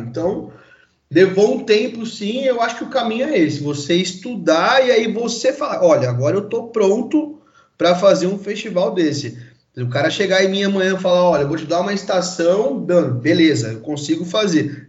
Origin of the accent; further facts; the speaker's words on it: São Paulo, Brazil; sou paulista, nascido aqui em São Paulo mesmo